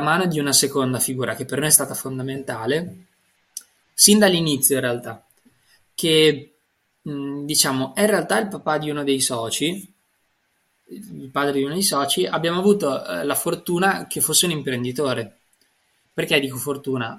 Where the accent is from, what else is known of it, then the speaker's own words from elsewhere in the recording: Parma, Emilia-Romagna, Italy; Io sono nato a Montecchio, vicino a Reggio Emilia, ma sono cresciuto a Parma